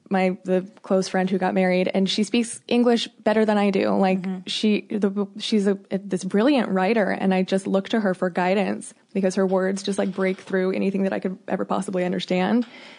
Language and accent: English; Phoenix, Arizona, United States; this conversation really hits home for me because I grew up in Phoenix, which is highly diverse.